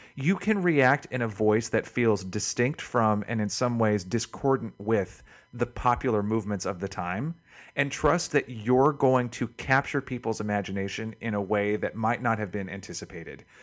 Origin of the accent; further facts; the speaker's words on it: the South, United States; growing up in the South in the eighties